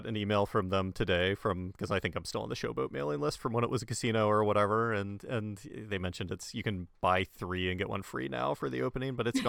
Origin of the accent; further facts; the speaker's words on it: near Baltimore, Maryland, United States; I grew up near Baltimore